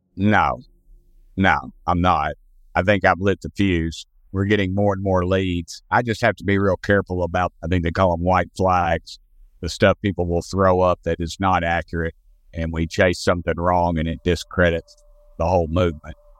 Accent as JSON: {"language": "English", "region": "Tennessee", "country": "United States", "said": "I'm from Tennessee"}